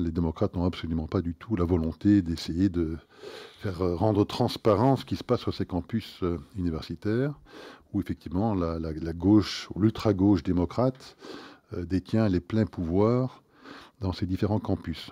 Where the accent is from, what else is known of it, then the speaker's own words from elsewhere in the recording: Belgium; nous sommes belges